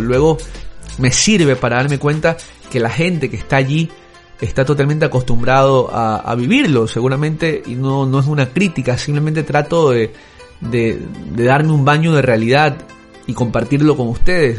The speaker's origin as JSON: {"language": "Spanish", "country": "Ecuador", "said": "yo soy de Ecuador"}